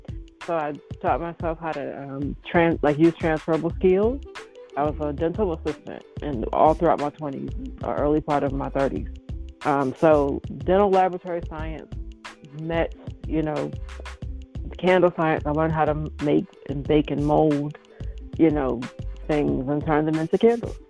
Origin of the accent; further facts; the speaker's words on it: Shreveport, Louisiana, United States; Oh, well, thank you. That's one of my favorites. I'm from the South, so that's one of my favorites.